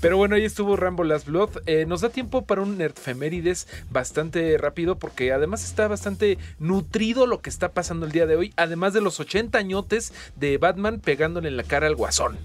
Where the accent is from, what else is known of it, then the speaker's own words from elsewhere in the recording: Mexico; como mexicano